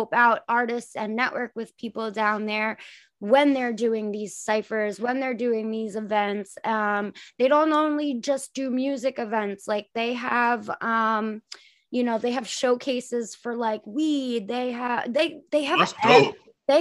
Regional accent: Long Island, New York, United States; we're from Long Island

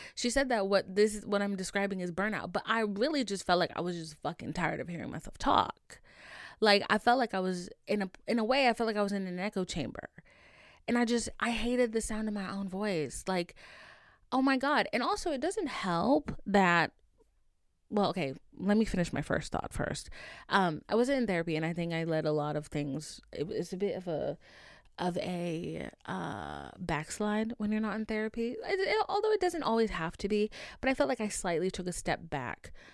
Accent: Haiti; moved away; I was raised in Haiti, like, for a good bit of my life

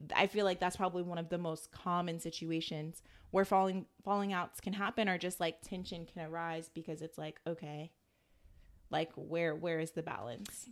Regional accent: Atlanta, Georgia, United States; I'm still from Atlanta

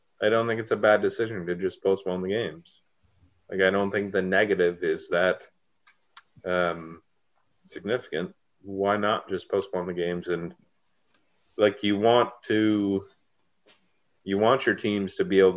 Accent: Ontario, Canada; we're all from Ontario and we're all Leafs fans

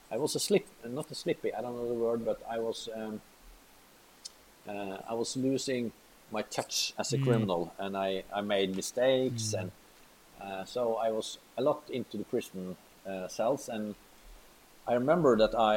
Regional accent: Molde, Møre og Romsdal, Norway; I was pretty famous criminal at the time, because I was in my hometown

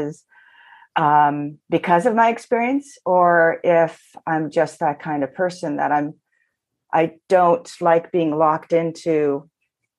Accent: Toronto, Ontario, Canada; I come to you from Toronto. I've been born, I was born and raised here.

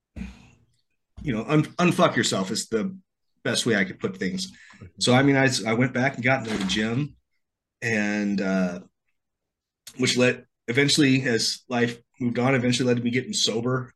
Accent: central Illinois, United States; I'm from the Midwest. I'm from a town about this big in the middle of Illinois

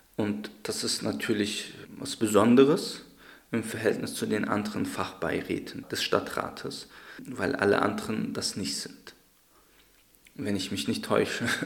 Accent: Darmstadt, Hesse, Germany; moved away as an adult; now in Leipzig, Germany; aus meiner Heimatstadt in Darmstadt

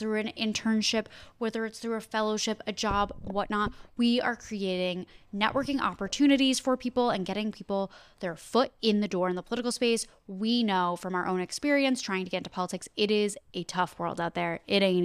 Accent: New Jersey, United States; moved away as an adult; also born or lived in Pennsylvania; I'm from New Jersey originally

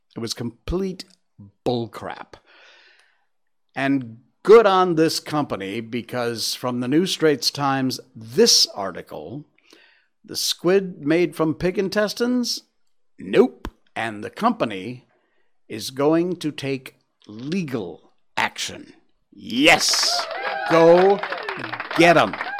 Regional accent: Connecticut, United States; Connecticut. That's my home state

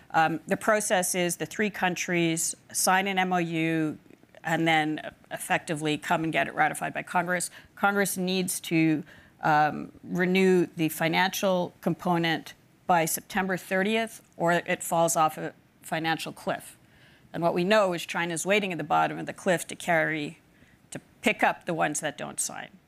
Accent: Palau; growing up in Palau, geopolitics is very close. You see the relics of it all over the country.

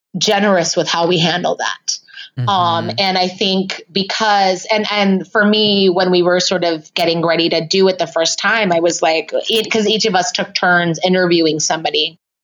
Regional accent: San Francisco, California, United States; moved away as an adult; now in Chicago, United States; I was born and raised here in San Francisco

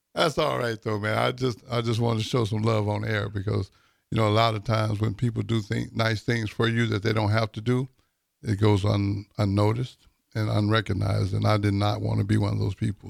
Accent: Texas, United States; now in Lincoln, United States; I'm from Texas

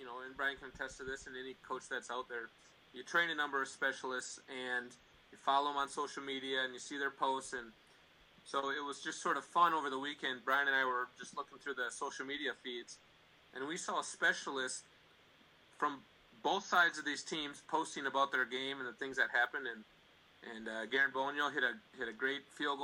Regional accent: Minnesota, United States; I'm from Minnesota.

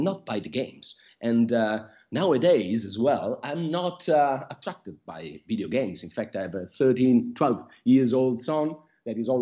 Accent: Milan, Lombardy, Italy; moved away as an adult; now in London, United Kingdom; So I was born in Milan and raised in Italy. Now I've moved to London and I've lived here for 7 years now.

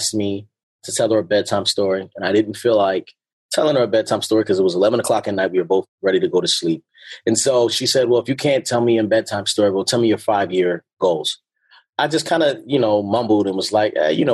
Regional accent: Baltimore, Maryland, United States; moved away; also born or lived in California; growing up in Baltimore

